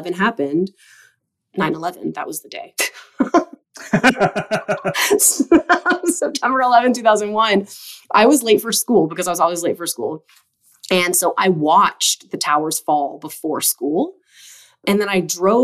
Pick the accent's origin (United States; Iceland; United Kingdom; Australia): United States; Idaho; when we were kids growing up in Idaho